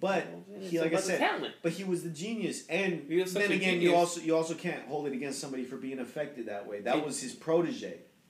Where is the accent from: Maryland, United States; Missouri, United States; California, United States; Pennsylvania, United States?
California, United States; Chowchilla; now in Merced, United States; I grew up in Chowchilla